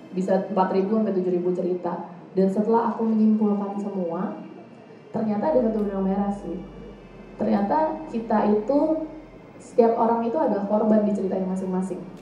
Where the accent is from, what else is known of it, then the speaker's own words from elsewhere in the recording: Indonesia; dari Indonesia